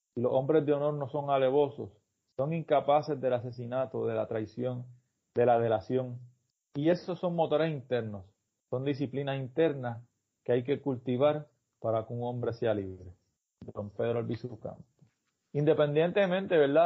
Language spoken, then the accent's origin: Spanish; Puerto Rico; es como lo hacemos nosotros